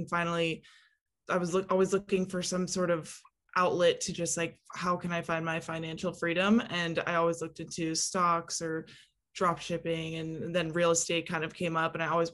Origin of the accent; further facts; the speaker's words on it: California, United States; I am originally from California